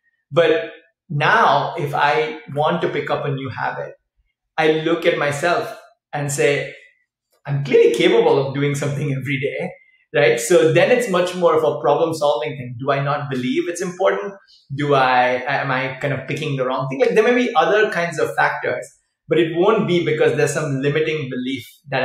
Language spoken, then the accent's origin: English; Chennai, Tamil Nadu, India; now in California, United States; So we're from South India, and we went down to the beach because we live near the beach in Chennai in the south of India.